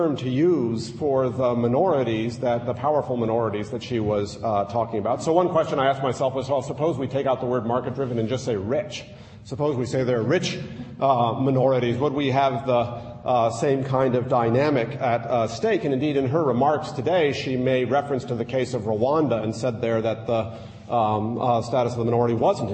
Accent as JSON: {"language": "English", "country": "United States", "said": "I'm an American"}